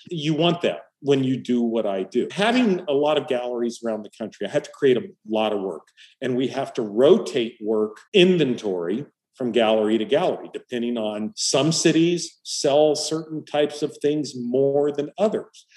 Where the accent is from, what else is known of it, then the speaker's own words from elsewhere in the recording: Hemet, California, United States; moved away as an adult; also born or lived in San Diego, California / Orlando, Florida; I grew up in Southern California, an only child